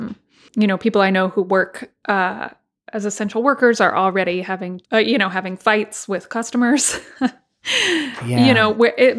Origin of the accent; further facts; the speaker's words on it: Texas, United States; my home state of Texas